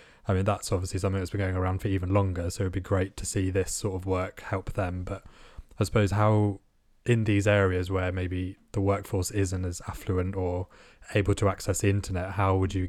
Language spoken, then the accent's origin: English; India; being born and raised in India